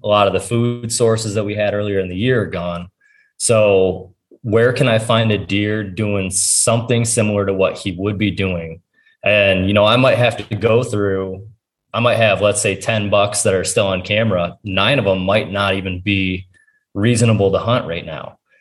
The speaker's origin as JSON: {"language": "English", "region": "Ohio", "country": "United States", "tie": "born or raised there", "said": "it's my home state"}